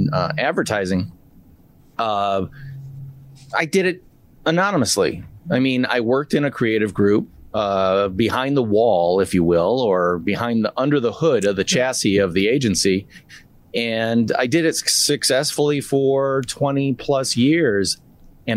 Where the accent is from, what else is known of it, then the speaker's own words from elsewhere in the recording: Midwest, United States; I'm from the Midwest